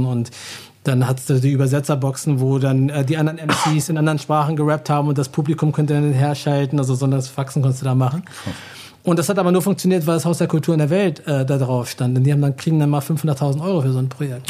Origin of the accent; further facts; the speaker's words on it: Hanover, Lower Saxony, Germany; moved away as an adult; also born or lived in Virginia / New Jersey / New York / Rhode Island; now in Berlin, Germany; Ich habe den großen, größten Teil meiner Kindheit in Hannover verbracht und bin dann zu meiner Familie nach Amerika gezogen